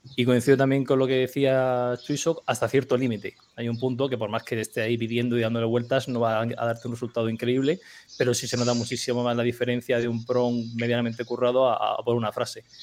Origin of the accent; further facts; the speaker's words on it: Region of Murcia, Spain; como un murciano en pijama aquí tranquilamente